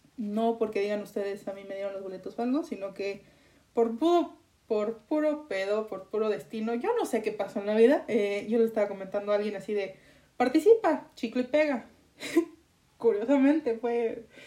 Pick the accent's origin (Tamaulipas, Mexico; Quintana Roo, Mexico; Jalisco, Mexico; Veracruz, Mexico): Jalisco, Mexico; Guadalajara area; ni siquiera de Guadalajara, vengo de un racho